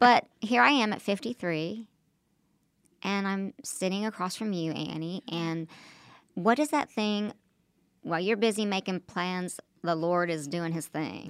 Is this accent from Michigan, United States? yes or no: no; Oklahoma, United States; moved away; also born or lived in New York / Los Angeles; I'm from Oklahoma